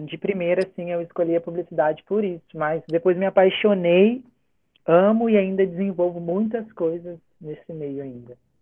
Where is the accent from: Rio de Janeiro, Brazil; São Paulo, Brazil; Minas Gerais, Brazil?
Rio de Janeiro, Brazil; Itatiaia; moved away as an adult; now in Macaé, Brazil; sou natural de Itatiaia, interiorzinho aqui do Rio.